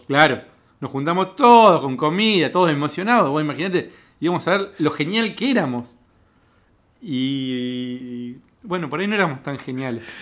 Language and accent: Spanish; Cipolletti, Río Negro, Argentina; now in Buenos Aires, Argentina; yo soy de Chipolete, de Río Negro